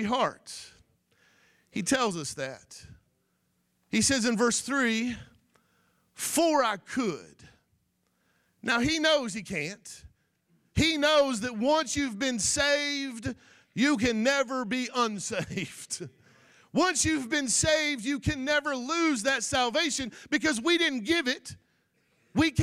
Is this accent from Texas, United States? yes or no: no; Florida, United States; I'm not from Arkansas, and I'm not from Louisiana. I'm just an old cracker from Florida